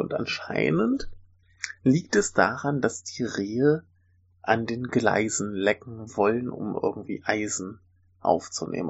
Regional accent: Germany; moved away; ich bin Deutscher

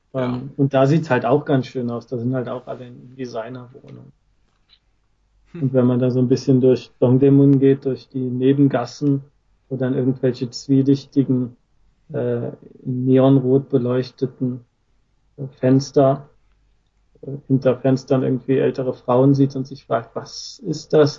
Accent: Germany; now in Japan; als Deutscher

